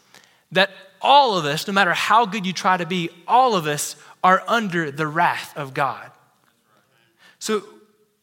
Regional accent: Texas, United States; I'm a Texan

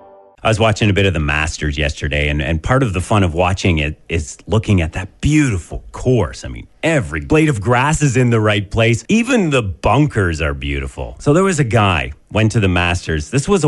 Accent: Canada; since we're Canadian

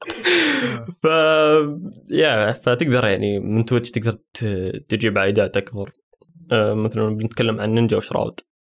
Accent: Saudi Arabia; عندنا في السعودية

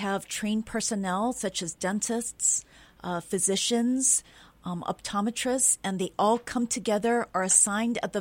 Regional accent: Wailuku, Hawaii, United States; I was born and raised here in Wailuku

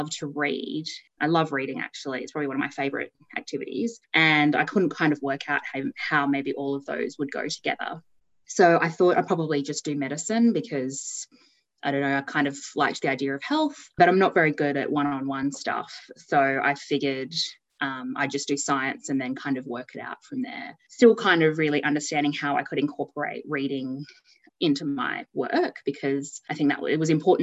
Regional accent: Townsville, Queensland, Australia; I grew up in Townsville in a suburb called Kelso

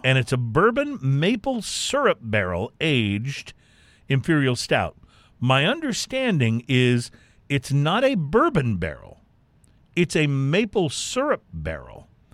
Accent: Lytle, Texas, United States; I grew up in Lytle, Texas

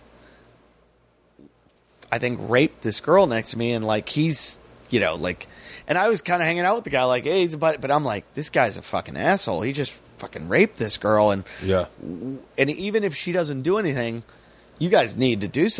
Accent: United States; I'm an American

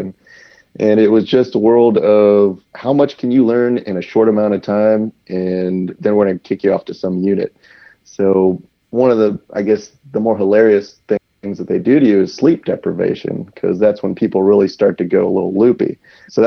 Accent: Woodbridge, Virginia, United States; I grew up in Woodbridge, Virginia

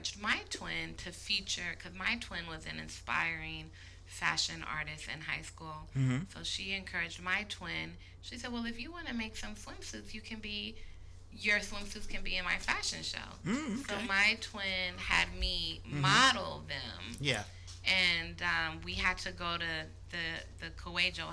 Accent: Berkeley, California, United States; I was born and raised in Berkeley, California.

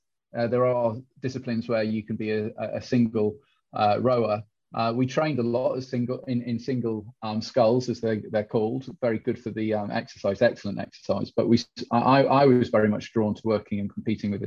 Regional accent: Durham, North East England, United Kingdom; moved away as an adult; also born or lived in Nottingham; now in Isle of Man; I was born in Durham in the Northeast

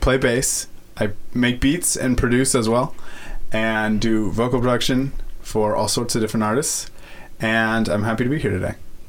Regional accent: Orlando, Florida, United States; now in New York City, United States; I grew up in Orlando, Florida

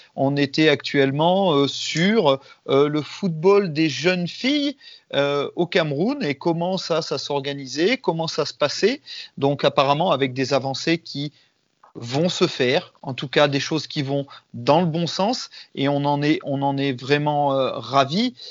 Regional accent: France; chez nous en France

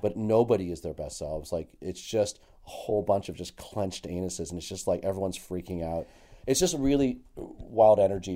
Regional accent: Toronto, Ontario, Canada; also born or lived in Halifax; born and raised in Toronto, but I used to go to P E I every summer

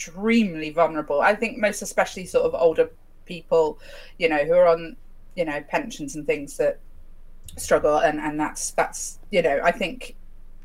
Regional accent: United Kingdom; We're British

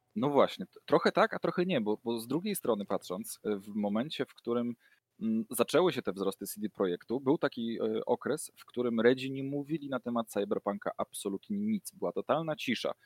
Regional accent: near the Pilchowice bridge, Lower Silesian Voivodeship, Poland; moved away; ja pochodzę z okolic y, mostu, który Tom Cruise chciał wysadzić

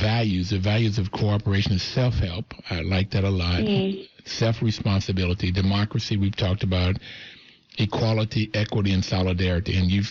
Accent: West Virginia, United States; and it seemed like when I grew up in West Virginia, it was the whole community that raised us.

